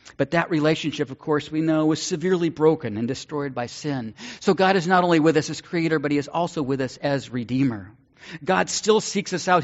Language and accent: English; Northern California, United States; Growing up in Northern California, mission to me was a street and a district in San Francisco